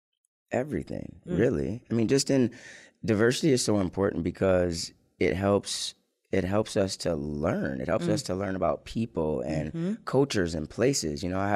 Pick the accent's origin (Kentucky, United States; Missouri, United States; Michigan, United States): Michigan, United States; Lansing; also born or lived in Ann Arbor, Michigan; I born and raised in Lansing, Michigan. I went to Waverly High School in the 90s